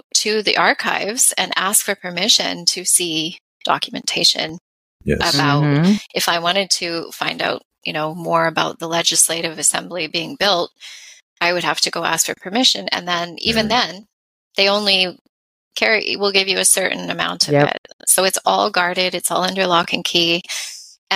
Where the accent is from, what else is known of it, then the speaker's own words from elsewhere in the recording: Canada; we're Canadian